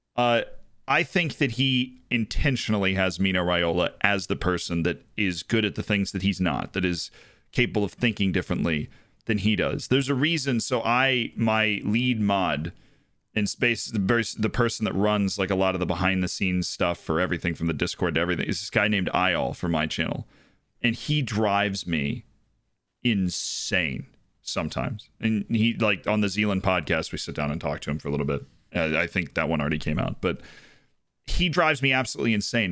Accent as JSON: {"language": "English", "country": "United States", "said": "as an American sports fan"}